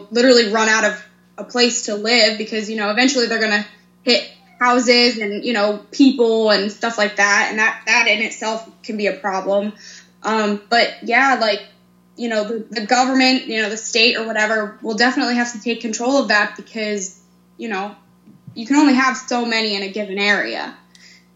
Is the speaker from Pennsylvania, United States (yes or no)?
yes; Pennsylvania, United States; now in Missouri, United States; Currently I live in Missouri, but I'm from Pennsylvania.